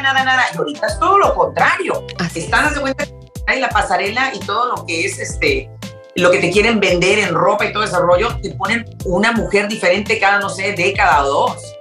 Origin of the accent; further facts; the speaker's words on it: Mexico; now in Houston, United States; yo soy mexicana